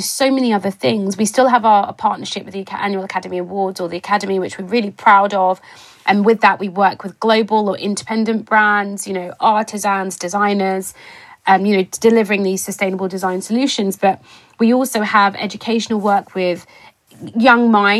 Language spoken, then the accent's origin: English; Cambridge, East of England, United Kingdom; I'm a British-born Ghanaian who was born in Cambridge in the United Kingdom, grew up in Cambridge